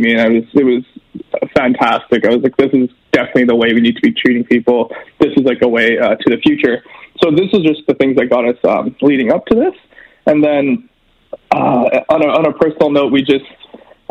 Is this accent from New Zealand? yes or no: no; Edmonton, Alberta, Canada; I grew up here in Millwoods. I've been in Edmonton my whole life